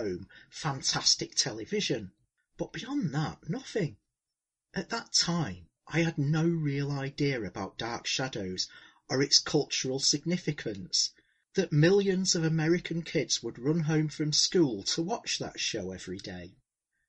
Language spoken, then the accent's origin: English; England, United Kingdom; as an Englishman